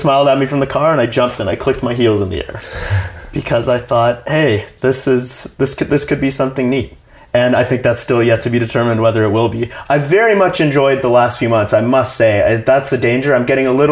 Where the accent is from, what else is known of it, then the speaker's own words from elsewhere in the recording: Canada; as a Canadian